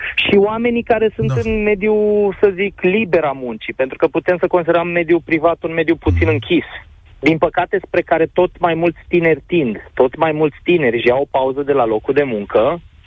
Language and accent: Romanian; Oradea, Bihor County, Romania; mă mândresc că sunt din Oradea